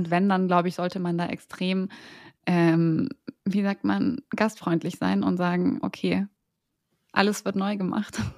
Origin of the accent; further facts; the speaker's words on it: Berlin, Germany; Wir sind Berliner und gehen recht häufig gut essen.